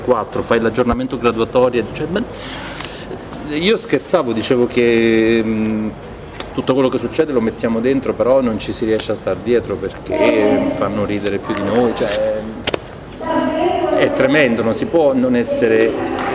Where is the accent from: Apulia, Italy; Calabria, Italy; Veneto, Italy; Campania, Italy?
Apulia, Italy; Copertino; al mio paese Copertino Lecce